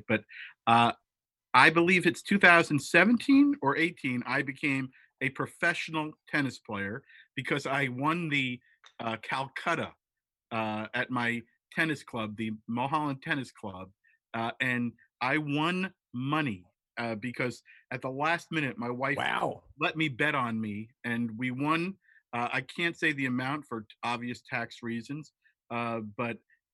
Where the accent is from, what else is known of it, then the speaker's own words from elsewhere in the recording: Tenafly, New Jersey, United States; moved away; also born or lived in New York City; I was born in New York City. Grew up in Tenafly, New Jersey